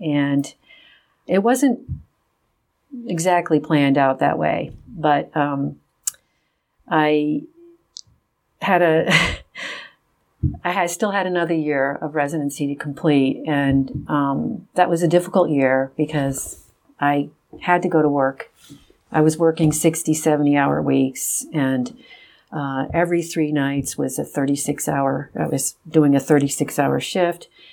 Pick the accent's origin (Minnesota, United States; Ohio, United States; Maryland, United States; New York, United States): New York, United States; Rochester; I grew up in Rochester, New York